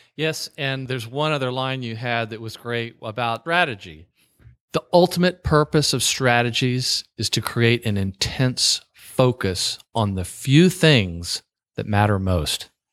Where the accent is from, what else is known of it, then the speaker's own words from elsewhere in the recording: the South, United States; I'm from the South